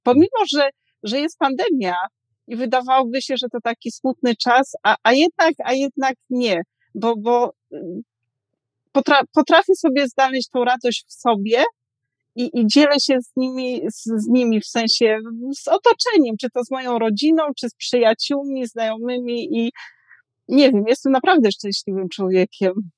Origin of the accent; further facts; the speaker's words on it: southern Poland, Poland; moved away; ja jestem z południa Polski, więc tam z małej miejscowości